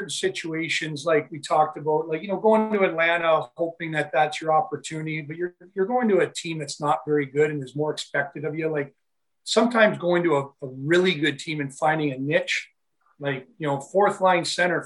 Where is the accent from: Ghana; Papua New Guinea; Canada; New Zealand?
Canada; Niagara Falls, Ontario; a good friend of mine I grew up with here in Niagara Falls